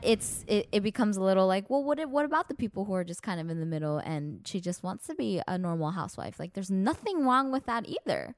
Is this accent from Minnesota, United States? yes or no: no; Los Angeles, California, United States; we're from Los Angeles